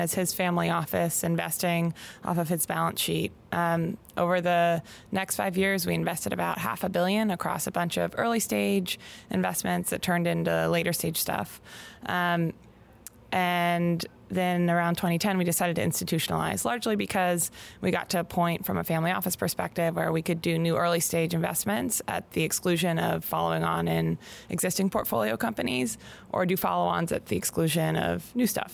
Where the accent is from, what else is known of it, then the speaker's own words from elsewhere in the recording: Pittsburgh, Pennsylvania, United States; moved away as an adult; also born or lived in Bay Area, California; I grew up in Pittsburgh, Pennsylvania